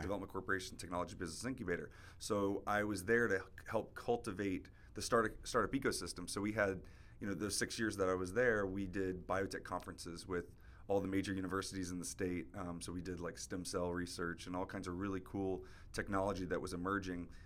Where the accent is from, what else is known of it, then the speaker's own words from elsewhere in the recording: Jacksonville, Florida, United States; moved away as an adult; also born or lived in Singapore; now in South Florida, United States; I'm originally from Jacksonville, so growing up, I'd come down to South Florida pretty often to visit my grandma